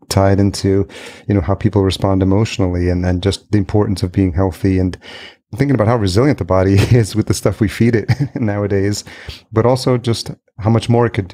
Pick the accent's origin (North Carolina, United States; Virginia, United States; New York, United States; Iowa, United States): New York, United States; Yonkers; now in Minnesota, United States; I grew up in Yonkers, just outside New York City. So, you know, New York City is in my backyard.